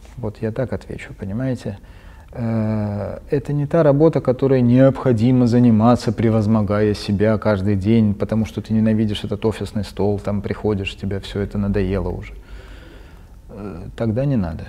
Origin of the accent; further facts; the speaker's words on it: Tbilisi, Georgia; moved away; Я родом из Тбилиси, родился там и вырос, даже поступил в Тбилисский университет